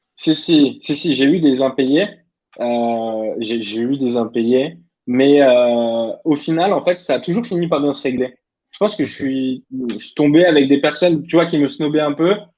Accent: Clermont-Ferrand, Auvergne-Rhône-Alpes, France; also born or lived in Vichy; Donc, moi, je viens de Clermont-Ferrand

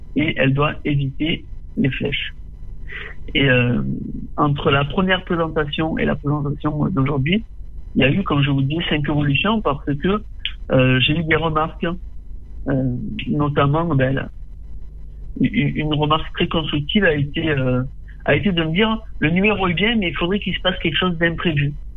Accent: Tarascon, Provence-Alpes-Côte d'Azur, France; born or raised there

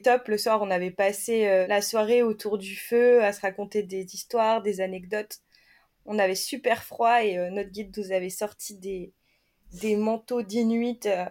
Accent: France; chez nous en France

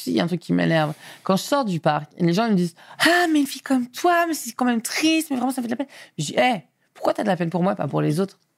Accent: Auvergne-Rhône-Alpes, France; born there; Moi pas. Moi, je suis né en Rhône-Alpes.

